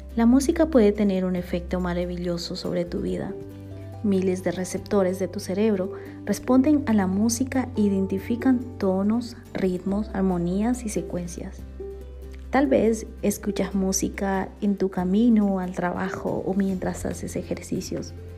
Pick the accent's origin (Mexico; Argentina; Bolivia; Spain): Bolivia; now in Guatemala; boliviana por amor y nacimiento